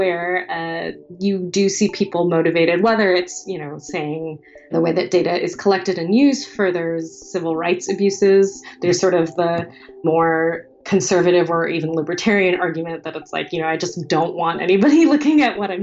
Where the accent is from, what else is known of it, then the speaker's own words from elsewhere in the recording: United States; as an American